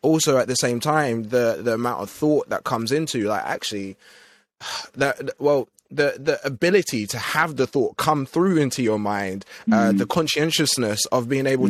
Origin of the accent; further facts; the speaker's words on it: Essex, East of England, United Kingdom; we grew up in Essex